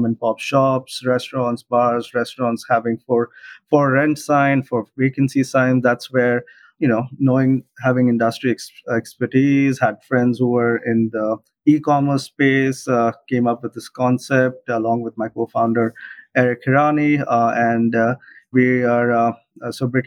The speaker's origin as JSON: {"language": "English", "town": "Mumbai", "region": "Maharashtra", "country": "India", "tie": "born or raised there", "also_born_or_lived": "Illinois, United States", "moved": "as an adult", "lives_now": "New York, United States", "said": "I'm originally from Mumbai, India, born and raised, but been here in the US for the last 12 years"}